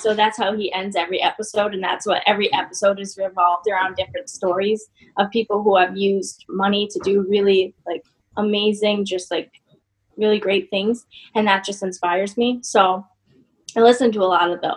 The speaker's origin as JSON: {"language": "English", "region": "Massachusetts", "country": "United States", "moved": "yes", "lives_now": "Albany, United States", "said": "I'm from Massachusetts."}